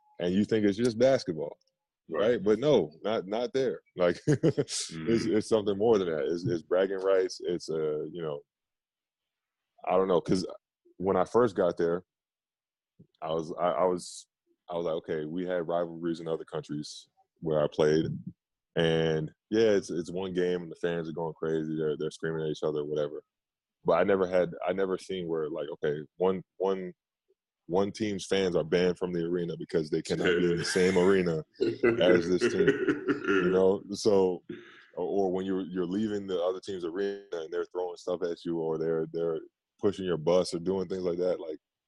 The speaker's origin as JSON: {"language": "English", "town": "Queens", "region": "New York", "country": "United States", "said": "from Left Rack City"}